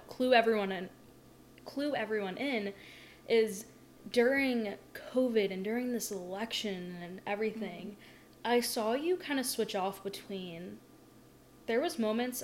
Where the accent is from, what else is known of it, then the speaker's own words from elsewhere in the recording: the South, United States; growing up in the South